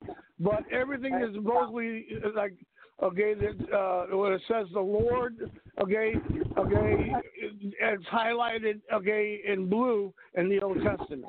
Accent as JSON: {"language": "English", "town": "New York City", "region": "New York", "country": "United States", "moved": "yes", "lives_now": "Texas, United States", "said": "I've been living in Texas for about 25 years now. I'm originally from New York City."}